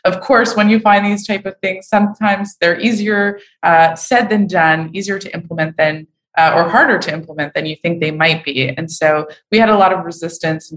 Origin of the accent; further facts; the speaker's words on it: Montreal, Quebec, Canada; moved away; I'm from Montreal